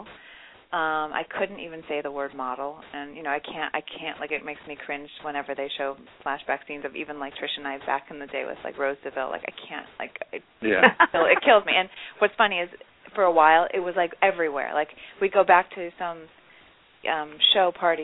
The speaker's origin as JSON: {"language": "English", "town": "Chicago", "region": "Illinois", "country": "United States", "tie": "born or raised there", "said": "growing up in Chicago"}